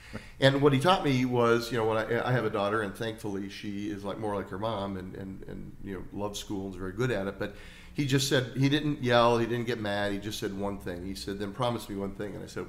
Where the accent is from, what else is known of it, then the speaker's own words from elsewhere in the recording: Spokane, Washington, United States; also born or lived in Anaconda, Montana; I was basically was raised in Spokane, so I was born in Anaconda, Montana, and my father, thank God, took a job at Gonzaga University and moved us here when I was one. So, so I've got Montana roots